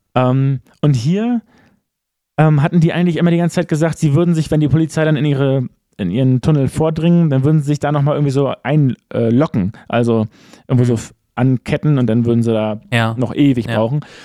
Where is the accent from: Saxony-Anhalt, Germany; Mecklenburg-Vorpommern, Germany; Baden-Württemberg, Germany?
Mecklenburg-Vorpommern, Germany; Wusterhusen; ich bin in Wusterhusen groß geworden